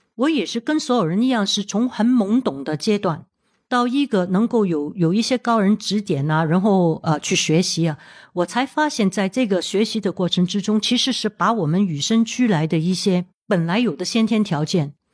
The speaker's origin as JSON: {"language": "Chinese", "country": "Hong Kong", "tie": "born or raised there", "said": "我在香港出生的，土生土长， 当然从小的时候我也会有接触到这些红酒啊、香槟"}